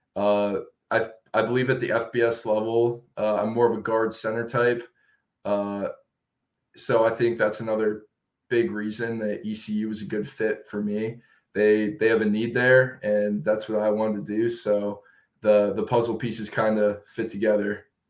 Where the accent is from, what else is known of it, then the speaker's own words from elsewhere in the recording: Williamsport, Pennsylvania, United States; I grew up in central Pennsylvania, a town called Williamsport